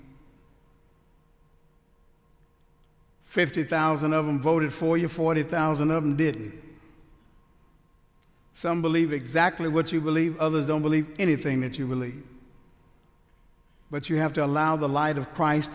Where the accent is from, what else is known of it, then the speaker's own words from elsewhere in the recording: Houston, Texas, United States; now in Mansfield, United States; I'm originally from Houston